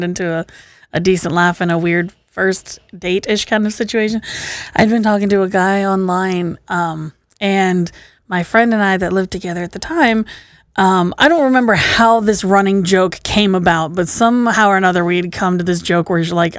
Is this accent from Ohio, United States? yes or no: yes; Newark, Ohio, United States; also born or lived in Pataskala, Ohio; now in Columbus, United States; I grew up out in Pataskala in Newark.